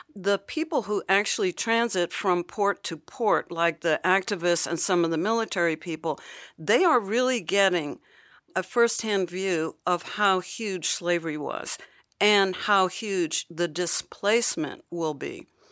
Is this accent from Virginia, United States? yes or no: yes; Hampton, Virginia, United States; my hometown in Virginia, Hampton